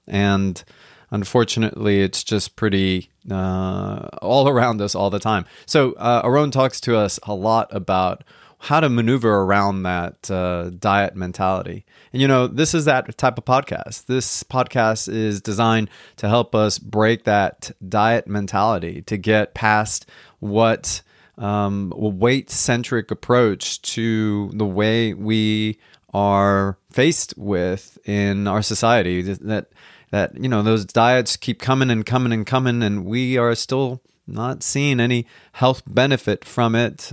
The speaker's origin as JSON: {"language": "English", "country": "United States", "tie": "born or raised there", "said": "we grew up here in the United States"}